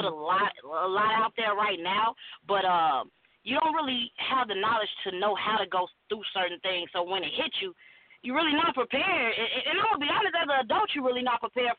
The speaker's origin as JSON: {"language": "English", "town": "Chicago", "region": "Illinois", "country": "United States", "tie": "born or raised there", "said": "growing up in Chicago"}